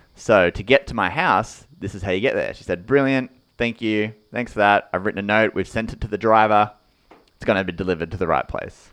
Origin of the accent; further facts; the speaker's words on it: Australia; we're Australian